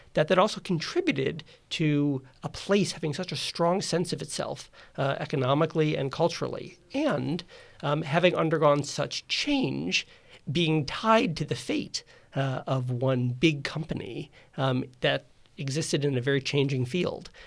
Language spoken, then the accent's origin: English; Rochester, New York, United States; I grew up in Rochester, New York